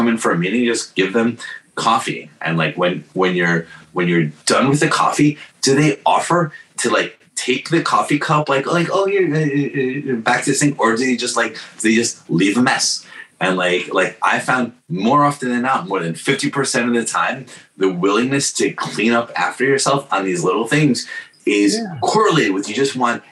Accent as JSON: {"language": "English", "region": "New York", "country": "United States", "tie": "born or raised there", "also_born_or_lived": "Bay Area", "said": "I grew up in New York in the Giuliani era"}